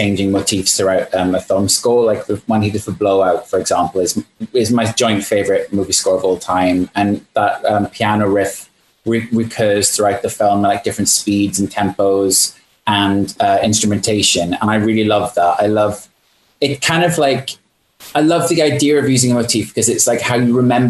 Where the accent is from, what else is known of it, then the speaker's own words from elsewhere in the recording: United Kingdom; I am British